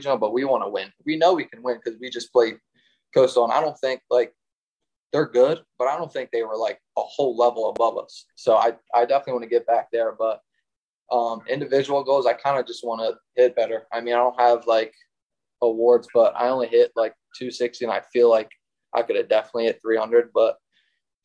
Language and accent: English; Chichester, Pennsylvania, United States; growing up in Chi